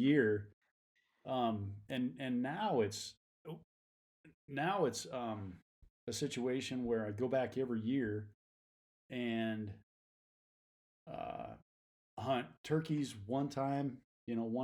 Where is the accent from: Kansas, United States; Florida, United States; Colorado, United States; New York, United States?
Kansas, United States; now in Reno, United States; I born and raised in Kansas, so I'm a Flatlander. But moved out here.